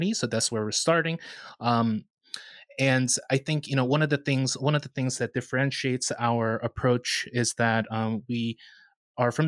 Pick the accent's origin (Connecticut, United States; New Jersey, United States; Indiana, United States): New Jersey, United States; Northern; I grew up in the United Methodist Church, Korean United Methodist Church in Northern New Jersey